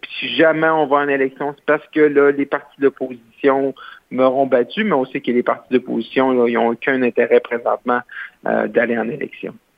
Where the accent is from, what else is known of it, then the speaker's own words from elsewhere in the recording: Roberval, Quebec, Canada; c'est mon patelin chez moi où je suis né, qui est Robert valby